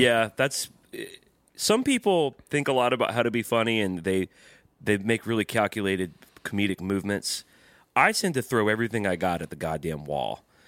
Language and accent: English; the South, United States; growing up in the South